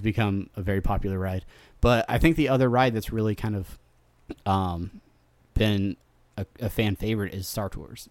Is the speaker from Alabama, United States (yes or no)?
no; Southern California, United States; I grew up in Southern California